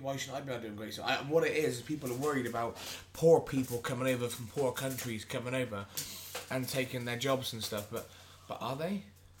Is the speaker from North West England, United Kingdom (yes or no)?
no; Melksham, South West England, United Kingdom; we're from Melksham.